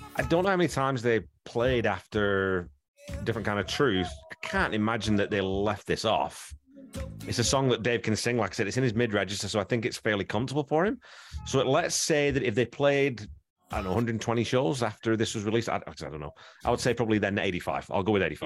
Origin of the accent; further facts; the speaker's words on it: England, United Kingdom; moved away; I grew up in England